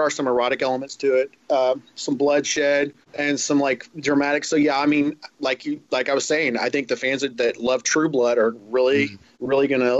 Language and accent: English; Southern Indiana, United States; moved away as an adult; now in Norman, United States; When I was a kid, growing up in Southern Indiana, I was an only child